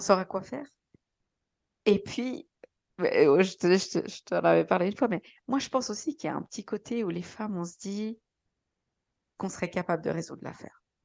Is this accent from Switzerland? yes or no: yes; Switzerland; je suis suisse